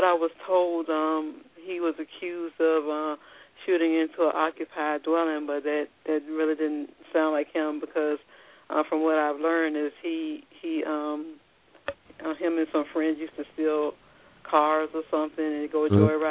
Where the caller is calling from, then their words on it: Virginia, United States; I'm calling from Virginia.